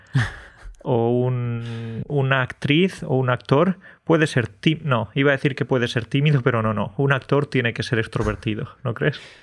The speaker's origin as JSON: {"language": "Spanish", "region": "Andalusia", "country": "Spain", "said": "los andaluces somos exagerados"}